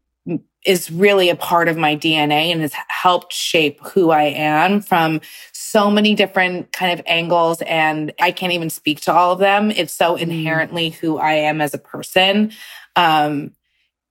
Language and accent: English; New York City, New York, United States; New York, growing up in the city